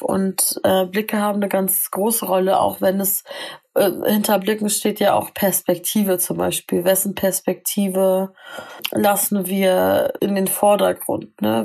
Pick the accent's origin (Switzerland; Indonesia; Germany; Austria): Germany; Northern Germany; Ich sag meistens aus Norddeutschland